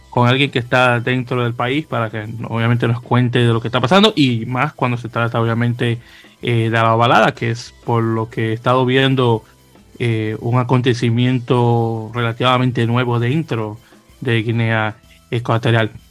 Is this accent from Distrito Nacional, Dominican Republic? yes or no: yes; Santo Domingo, Distrito Nacional, Dominican Republic; now in New York, United States; Y yo como, y, como inmigrante que soy de República Dominicana, de Santo Domingo, 20 años viviendo en Nueva York